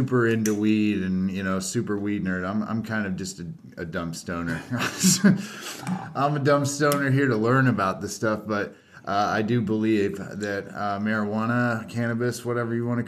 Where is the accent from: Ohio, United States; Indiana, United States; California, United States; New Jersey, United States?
Indiana, United States; moved away as an adult; now in Oklahoma, United States; I'm originally from Indiana, born and raised Hoosier, transplanted to Oklahoma